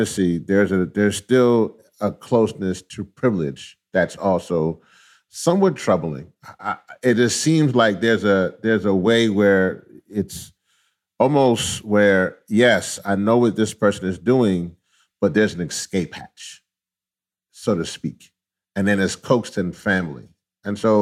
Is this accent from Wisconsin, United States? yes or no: no; Louisiana, United States; I was born in Louisiana. But both my parents are actually from Trinidad.